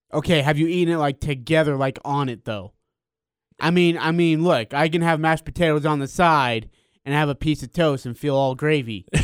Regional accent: India; now in Utah, United States; I'm from India

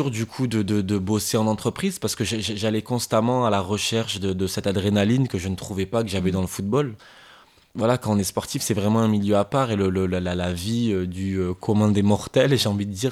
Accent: France; je suis français, mais je suis aussi arabe, je suis musulman

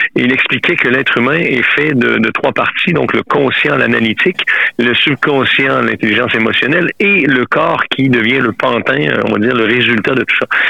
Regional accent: Quebec, Canada; moved away as an adult; now in France; Je suis québécois, ça fait plus de 26 ans que m'étais en France

